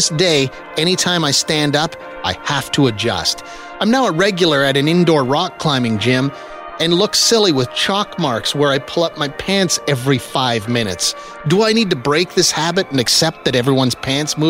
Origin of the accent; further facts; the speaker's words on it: Saskatchewan, Canada; I grew up in Saskatchewan.